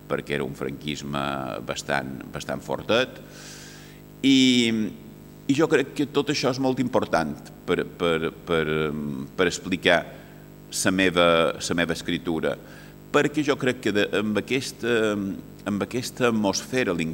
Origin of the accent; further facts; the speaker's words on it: Castelló de la Plana, Valencian Community, Spain; born there; vaig néixer en el Mas d'en Sales, a Castelló de la Plana